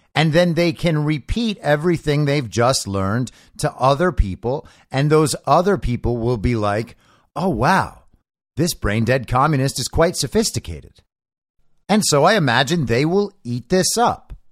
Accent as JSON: {"language": "English", "country": "United States", "said": "I'm American"}